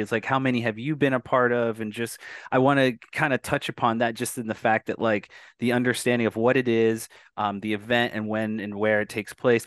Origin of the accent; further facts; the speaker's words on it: Arizona, United States; I'm Native American and from a tribe here in Arizona